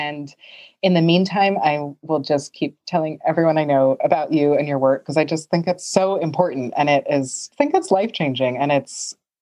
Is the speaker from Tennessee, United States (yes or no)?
no; New York, United States; moved away; I grew up in New York